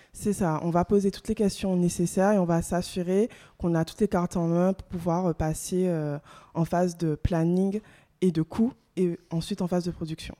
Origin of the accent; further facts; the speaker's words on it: Guadeloupe; moved away as an adult; also born or lived in mainland France; Je suis originaire euh, de la Guadeloupe